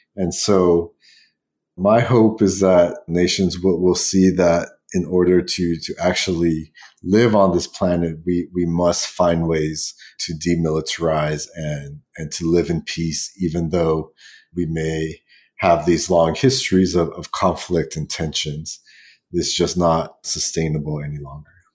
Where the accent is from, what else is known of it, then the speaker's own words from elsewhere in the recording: Guam; I was born on the small western Pacific island of Guam